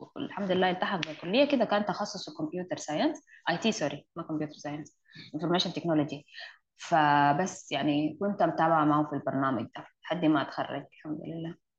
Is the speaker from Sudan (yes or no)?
yes; Sudan; عندنا في السودان